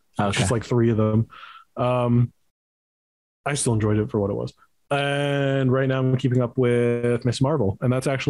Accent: Canada; made in Montreal, in my home country.

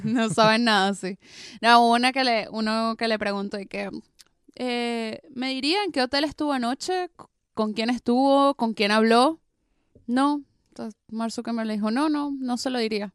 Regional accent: Venezuela; now in Buenos Aires, Argentina

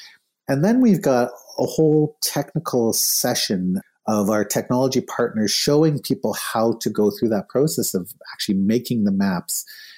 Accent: Winnipeg, Manitoba, Canada; We did it in Winnipeg, my hometown.

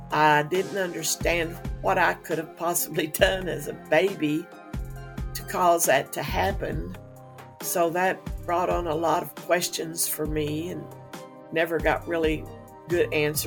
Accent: Henderson, Kentucky, United States; I am from Henderson, Kentucky

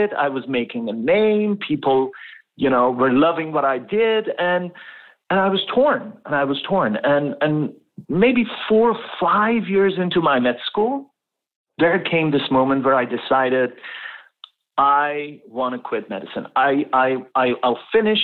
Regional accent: Tehran, Tehran Province, Iran; moved away as an adult; now in Canada; I was born and raised in Tehran, the capital city of Iran, and in a middle-class family.

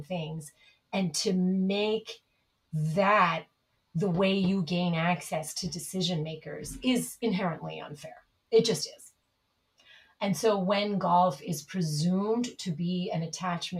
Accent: New York City, New York, United States; I grew up in the Bronx

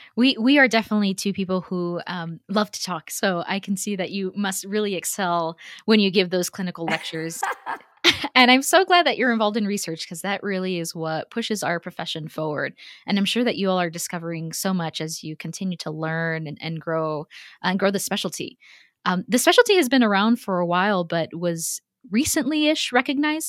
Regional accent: Texas, United States; also born or lived in Houston; as a Texan, and, and you know, having lived in Houston for a few years

